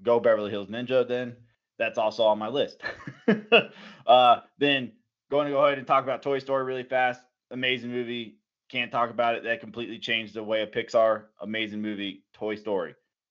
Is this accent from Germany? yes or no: yes; Germany; That was one of the movies we watched and talked about all the time in Germany when I grew up in Germany.